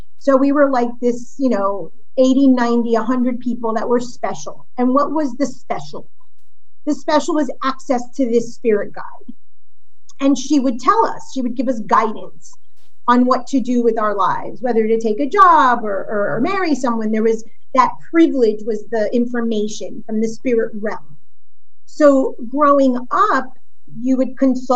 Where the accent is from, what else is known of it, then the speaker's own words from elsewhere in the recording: Miami, Florida, United States; also born or lived in Brooklyn, New York; when I was born, they actually bought land in South Florida and built house one next to the other